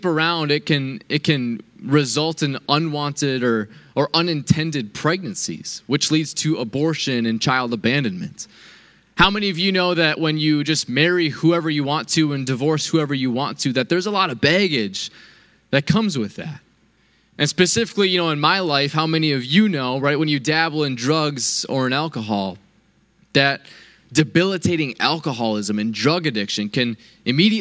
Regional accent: United States; I am a proud American

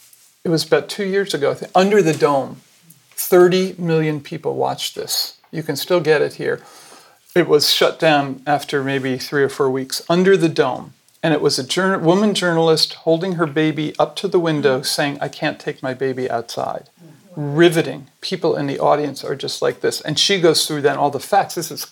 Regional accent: New York City, New York, United States; born there; New York City.

